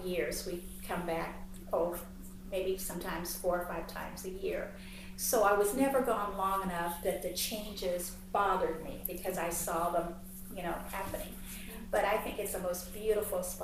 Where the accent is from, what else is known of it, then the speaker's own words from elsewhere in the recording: Heidelberg, Kentucky, United States; moved away; I loved growing up in Heidelberg